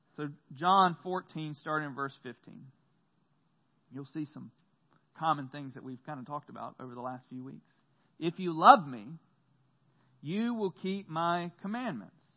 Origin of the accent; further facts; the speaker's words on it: the South, United States; growing up in the South